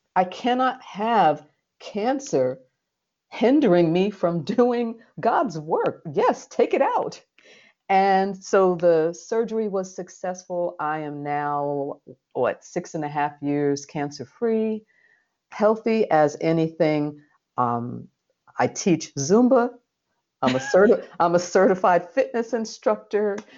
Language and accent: English; New York City, New York, United States; this little brown girl who was born and raised in the Red Hook projects of Brooklyn, New York